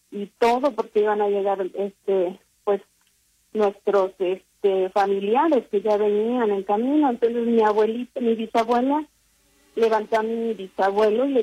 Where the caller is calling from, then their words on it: Salt Lake City, Utah, United States; Hablo desde acá de, Estados Unidos, del estado de Utah, Salt Lake City.